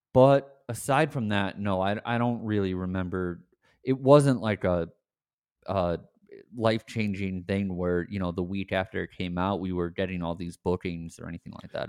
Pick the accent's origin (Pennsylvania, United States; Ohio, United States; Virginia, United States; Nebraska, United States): Pennsylvania, United States; Scranton; I grew up in Scranton